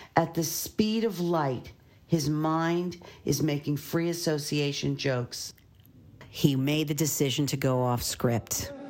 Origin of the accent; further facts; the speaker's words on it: Philadelphia, Pennsylvania, United States; my hometown of Philadelphia